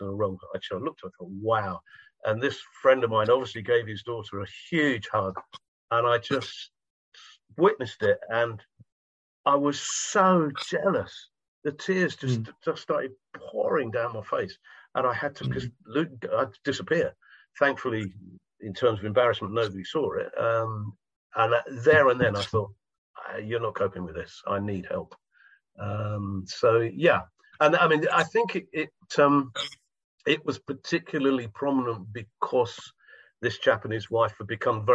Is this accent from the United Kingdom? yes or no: yes; United Kingdom; I'm from Britain